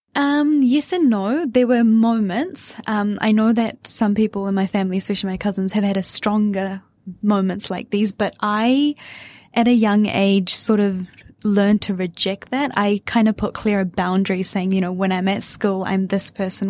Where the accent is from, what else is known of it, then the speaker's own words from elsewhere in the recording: Auckland, New Zealand; accent: Kiwi; also born or lived in Wellington, New Zealand; I was born and raised in New Zealand, but my parents come from West India